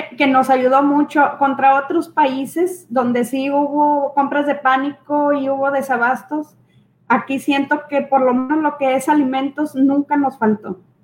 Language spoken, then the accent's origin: Spanish; Mexico; los mexicanos